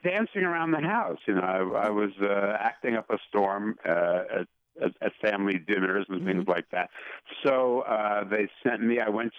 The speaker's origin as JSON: {"language": "English", "town": "Paterson", "region": "New Jersey", "country": "United States", "tie": "born or raised there", "also_born_or_lived": "New York", "said": "I was born in New York, and I was taken to Paterson, New Jersey, in 4 days."}